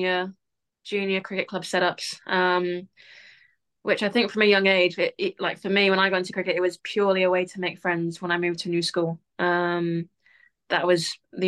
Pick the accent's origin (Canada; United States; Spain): Spain; Barcelona, Catalonia; now in United Kingdom; I grew up in Barcelona